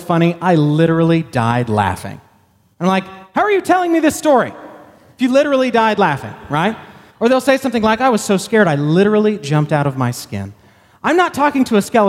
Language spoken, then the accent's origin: English; Texas, United States; I'm proud to be a Texan. I was born in Texas